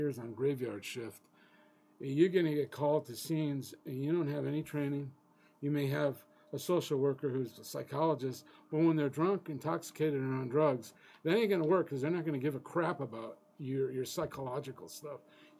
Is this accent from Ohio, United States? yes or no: no; Chicago, Illinois, United States; moved away; I'm from Chicago originally